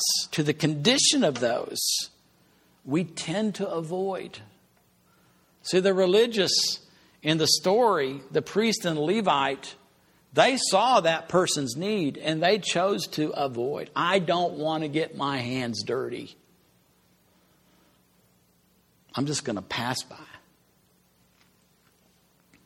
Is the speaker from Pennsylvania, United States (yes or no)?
no; Amarillo, Texas, United States; moved away as an adult; also born or lived in Austin, Texas; I came from Amarillo.